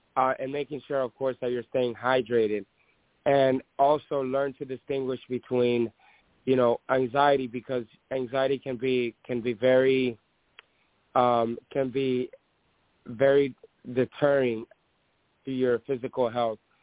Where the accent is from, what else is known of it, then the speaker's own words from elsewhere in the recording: Dominican Republic; now in United States; I was born in Dominican Republic